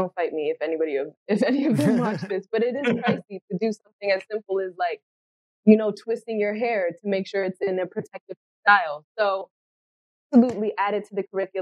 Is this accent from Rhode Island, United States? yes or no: yes; Providence, Rhode Island, United States; also born or lived in North Carolina / Maryland; now in Atlanta, United States; growing up in Rhode Island, Providence